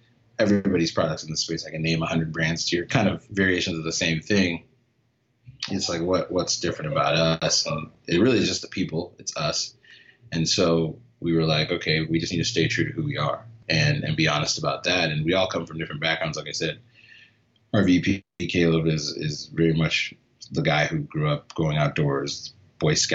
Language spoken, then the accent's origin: English; Phoenix, Arizona, United States; I grew up in Phoenix. So always been in Phoenix, always been in the city